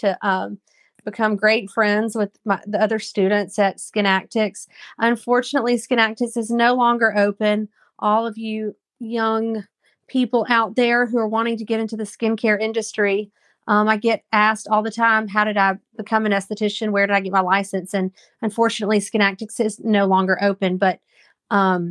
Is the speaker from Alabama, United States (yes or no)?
yes; Auburn, Alabama, United States; also born or lived in Birmingham, Alabama; I grew up in Auburn, Alabama, and went to Auburn High School